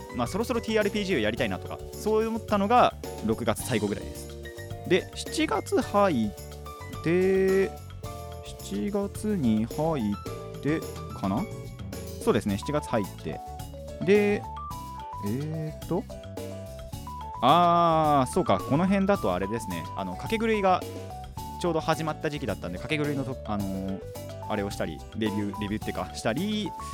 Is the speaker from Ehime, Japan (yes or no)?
no; Hadano, Kanagawa, Japan; 僕の地元が秦野